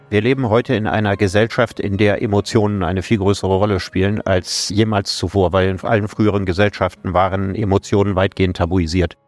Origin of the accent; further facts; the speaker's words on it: Solingen, North Rhine-Westphalia, Germany; meine Heimatstadt Solingen